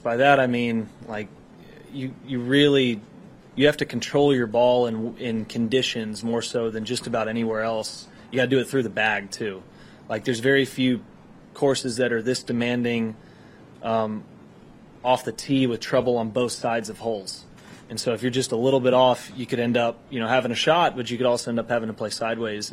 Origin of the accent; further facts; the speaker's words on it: Texas, United States; being a Texan